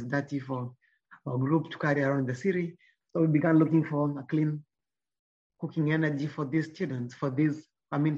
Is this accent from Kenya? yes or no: yes; Nyamira, Nyamira County, Kenya; I grew up in Nyamira